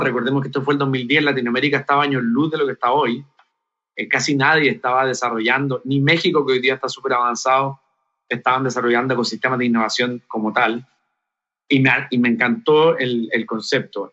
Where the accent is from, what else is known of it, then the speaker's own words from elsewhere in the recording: Chile; moved away as an adult; also born or lived in New Zealand; now in Puerto Rico; fue este terremoto del 2010 que tuvo su epicentro muy cerca de mi ciudad natal.